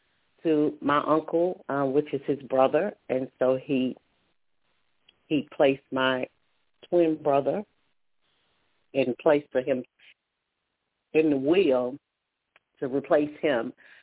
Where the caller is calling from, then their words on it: Alabama, United States; I'm calling from Alabama.